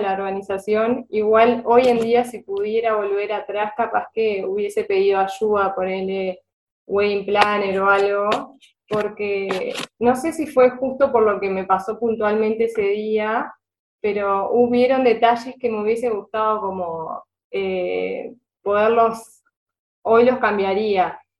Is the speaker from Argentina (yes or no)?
no; Río Negro, Uruguay; yo soy de, de Río Negro